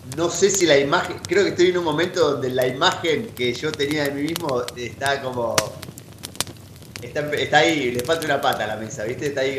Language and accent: Spanish; Buenos Aires, Argentina; moved away as an adult; now in Bariloche, Argentina; nacido y criado en en Capital Federal, en el barrio de Caballito